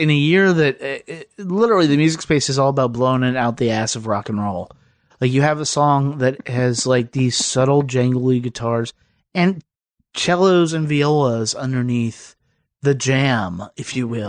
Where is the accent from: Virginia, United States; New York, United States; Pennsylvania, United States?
Virginia, United States; So growing up in Southern Virginia, is from here there to Georgia, and it is literally everywhere.